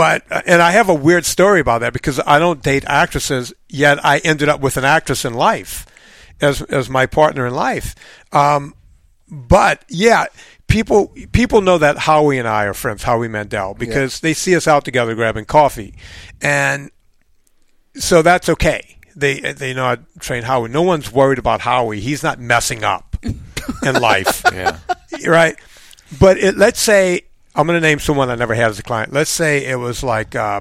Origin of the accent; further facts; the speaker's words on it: Louisiana, United States; moved away; I'm from Louisiana. I literally grew up on a bayou